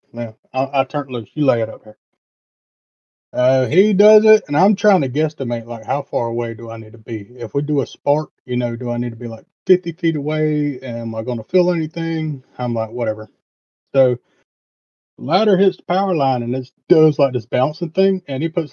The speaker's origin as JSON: {"language": "English", "region": "the South", "country": "United States", "said": "being from the South"}